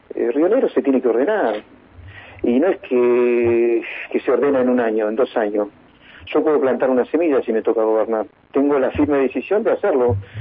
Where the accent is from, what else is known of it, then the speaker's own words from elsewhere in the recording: Río Negro, Argentina; Los rionerinos estamos como los argentinos